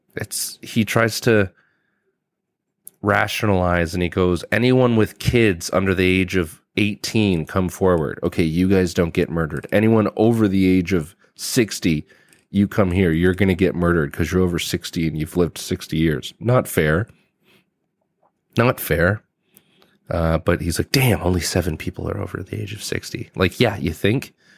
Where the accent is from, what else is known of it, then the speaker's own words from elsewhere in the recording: Canada; I'm from Canada and we don't have a lot of armories in business buildings